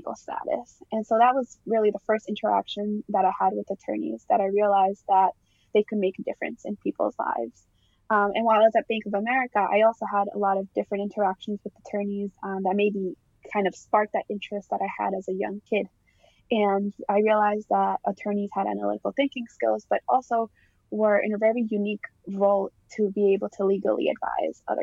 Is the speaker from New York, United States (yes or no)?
no; Boston, Massachusetts, United States; I grew up in East Boston, and my family actually immigrated from Colombia